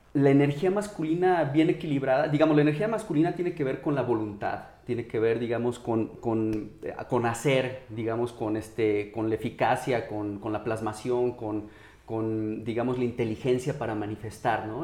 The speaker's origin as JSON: {"language": "Spanish", "country": "Mexico", "said": "como mexicanos"}